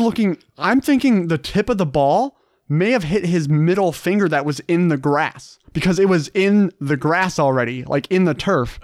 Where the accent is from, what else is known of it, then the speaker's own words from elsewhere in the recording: Minnesota, United States; it's where I'm from Minnesota